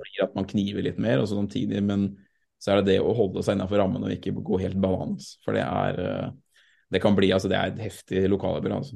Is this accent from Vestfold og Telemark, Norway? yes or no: no; Sarpsborg, Østfold, Norway; also born or lived in Fredrikstad; jeg er jo født i Fredrikstad, dessverre, pga. sykehuset var der. Men jeg er oppvokst i Sarpsborg